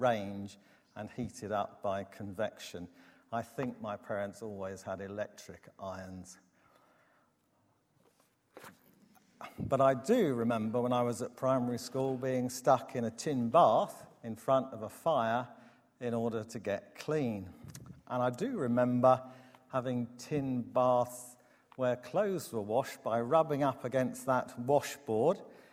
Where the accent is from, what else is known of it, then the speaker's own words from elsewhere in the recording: Herne Bay, South East England, United Kingdom; When I was almost 10, where I grew up in Herne Bay, the sea froze